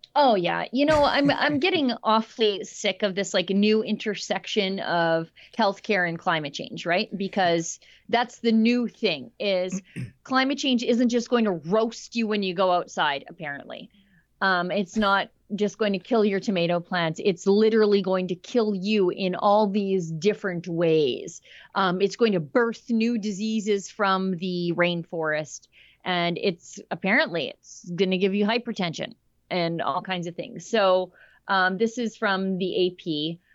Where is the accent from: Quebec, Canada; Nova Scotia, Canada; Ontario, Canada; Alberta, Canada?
Alberta, Canada; I'm Canadian, but also I'm Albertan.